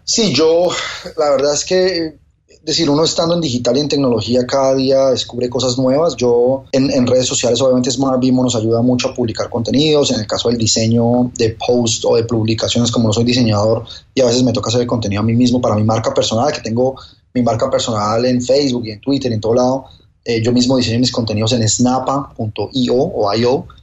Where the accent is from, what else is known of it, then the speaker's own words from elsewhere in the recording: Colombia; now in Miami, United States; Yo soy colombiano en Miami